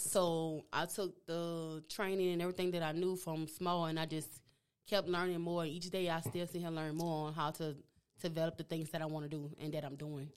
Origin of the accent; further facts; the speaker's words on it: New Orleans, Louisiana, United States; accent: Louisiana; moved away as an adult; also born or lived in Texas / Houston; I was raised in New Orleans, and after that, after high school, I moved, moved to Texas